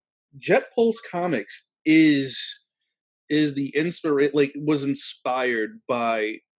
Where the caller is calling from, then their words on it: Brooklyn, New York, United States; I'm coming here from Bay Ridge, Brooklyn, New York, and it's an honor to be here.